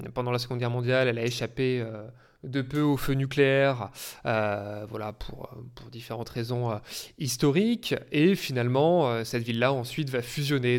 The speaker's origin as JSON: {"language": "French", "region": "Auvergne-Rhône-Alpes", "country": "France", "tie": "born or raised there", "moved": "yes", "said": "je viens de, région, comme on dit, je viens d'Auvergne"}